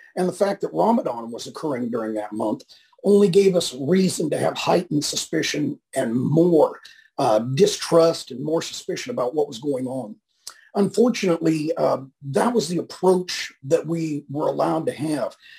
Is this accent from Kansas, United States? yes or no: yes; northwestern Kansas, United States; moved away; also born or lived in California; I grew up in a little town in Kansas in the northwestern corner.